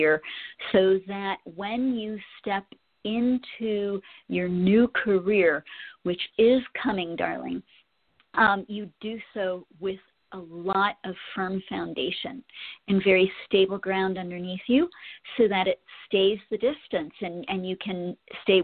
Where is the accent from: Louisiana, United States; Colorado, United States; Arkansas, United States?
Colorado, United States; my home state